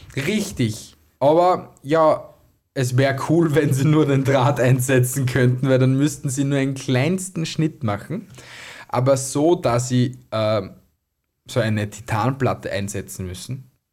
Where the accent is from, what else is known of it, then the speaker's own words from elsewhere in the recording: Austria; bei uns in Österreich